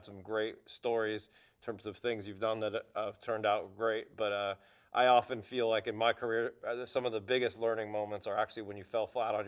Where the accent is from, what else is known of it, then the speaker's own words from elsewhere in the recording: United States; As an American running a German headquartered company